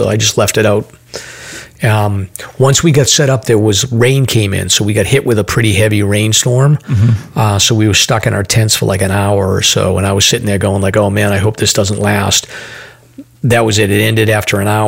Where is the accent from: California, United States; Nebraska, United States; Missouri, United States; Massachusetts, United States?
Massachusetts, United States; we're from Massachusetts